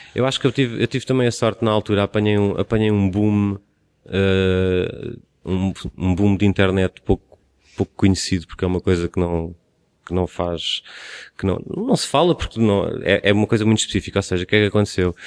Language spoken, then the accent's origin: Portuguese; Cascais, Lisbon, Portugal; de mim como sendo de Cascais, estou na minha terra